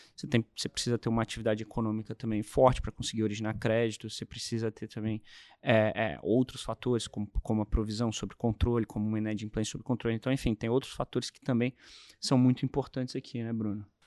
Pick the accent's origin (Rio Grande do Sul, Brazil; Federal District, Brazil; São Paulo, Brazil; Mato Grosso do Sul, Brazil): Federal District, Brazil; Brasília; eu sou de Brasília